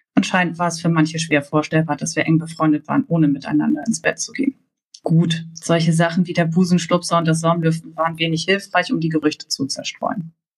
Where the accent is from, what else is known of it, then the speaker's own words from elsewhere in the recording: Hamburg, Germany; ich komme aus Hamburg